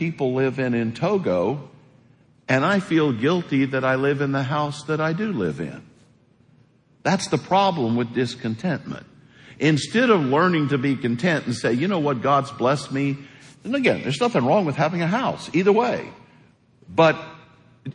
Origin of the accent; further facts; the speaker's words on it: Missouri, United States; moved away; I grew up in a real small house in Missouri, 900 square feet